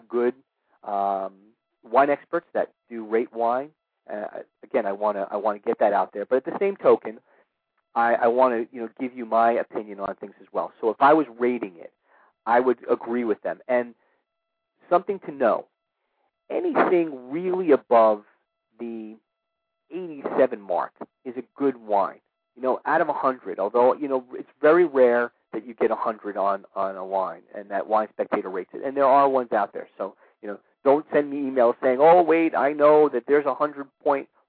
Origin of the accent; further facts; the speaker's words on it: New York City, New York, United States; my hometown of New York City